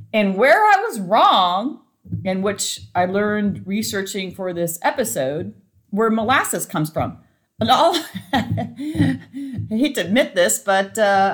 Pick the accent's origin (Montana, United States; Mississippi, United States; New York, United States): Montana, United States; I grew up in Montana